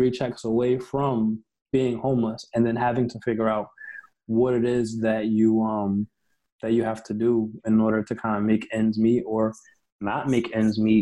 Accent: Mount Vernon, New York, United States; I grew up in New York

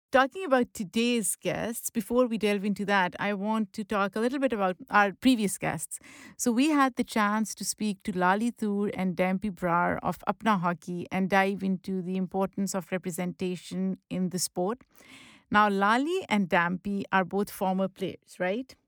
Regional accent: Lahore, Punjab, Pakistan; English is a second language; moved away; I grew up in Lahore

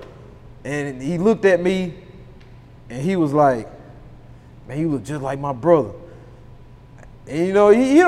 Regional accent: Haynesville, Louisiana, United States; moved away as an adult; now in Houston, United States; I'm originally from Hainesville, Louisiana, a small town, like 2,500 people

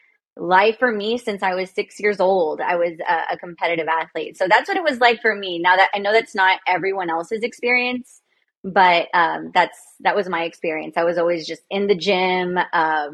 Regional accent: Progreso Lakes, Texas, United States; also born or lived in Weslaco, Texas / Austin, Texas; So I lived or grew up in Progreso Lakes, and I went to school in Weslaco

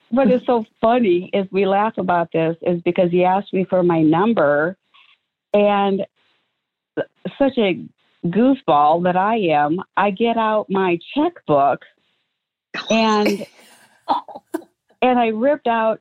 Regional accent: Waterloo, Iowa, United States; moved away as an adult; also born or lived in Omaha, Nebraska; both … and I and our kids were both born in uh, Waterloo, Iowa

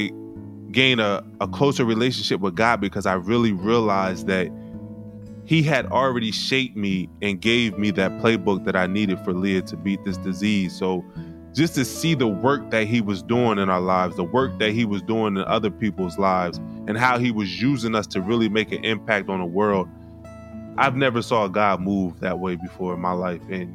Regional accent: Wilmington, Delaware, United States; I grew up in Wilmington, Delaware, and I attended the Penn State University.

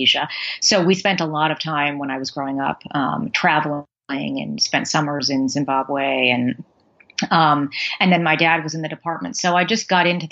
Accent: Washington, District of Columbia, United States; I was actually born in Washington, D.C., about three blocks from where I'm sitting right now

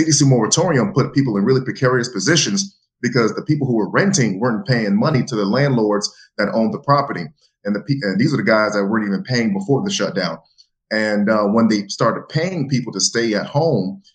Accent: Jacksonville, Florida, United States; I was born and raised in Jacksonville, Florida

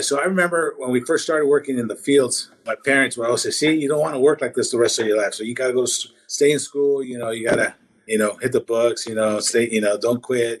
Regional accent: Washington, United States; also born or lived in Tabasco, Mexico / Los Angeles, California; I was in Los Angeles till about ten, and then I've been in Washington ever since then. So yeah, I grew up in Washington.

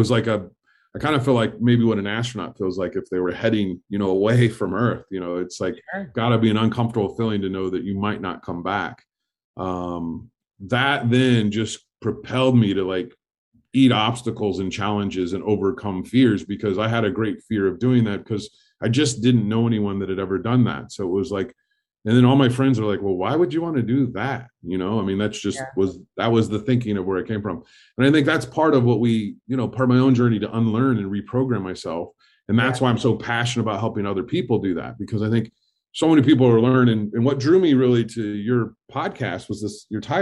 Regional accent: Fort Wayne, Indiana, United States; I grew up in Indiana in Fort Wayne, Indiana

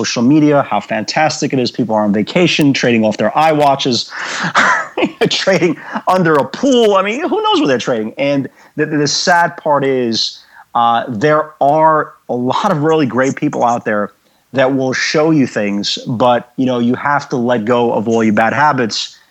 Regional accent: New York City, New York, United States; I grew up in the Brighton Beach section of Brooklyn

